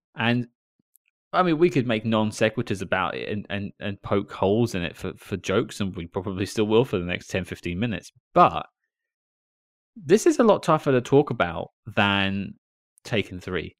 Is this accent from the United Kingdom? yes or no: yes; United Kingdom; I'm British